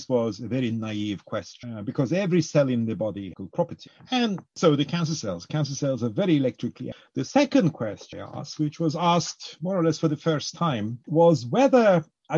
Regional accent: Cyprus; now in United Kingdom; I grew up in Cyprus

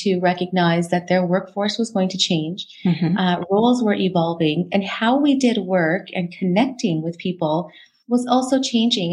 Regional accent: Alberta, Canada; Born and raised in Alberta. So I have spent my entire life here in this beautiful province

